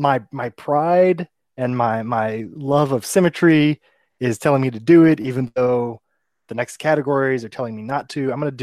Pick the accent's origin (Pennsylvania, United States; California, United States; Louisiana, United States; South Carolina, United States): Louisiana, United States; Cajun; I'm Cajun